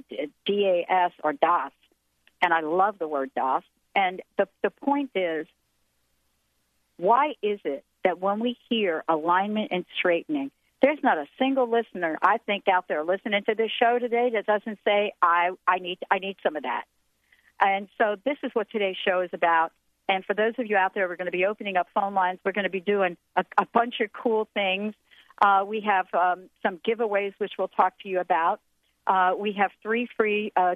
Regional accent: New York City, New York, United States; I grew up in New York

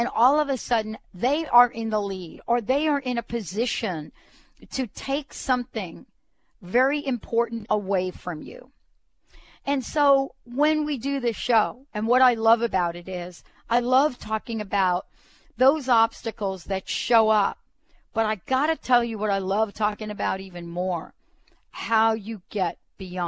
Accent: New York City, New York, United States; growing up in the Bronx.

